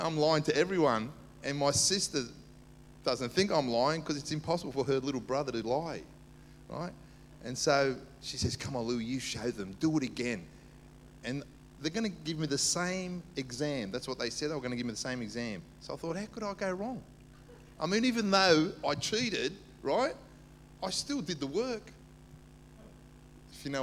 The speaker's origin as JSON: {"language": "English", "town": "Sydney", "region": "New South Wales", "country": "Australia", "tie": "born or raised there", "also_born_or_lived": "Cyprus", "said": "I was brought up in the inner west, Dulwich Hill, Marrickville. Went to Dulwich High"}